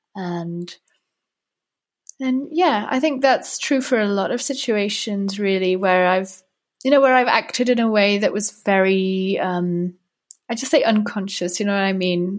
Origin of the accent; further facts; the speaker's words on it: Wales, United Kingdom; moved away as an adult; now in Prague, Czech Republic; although I'm from Wales, actually, originally.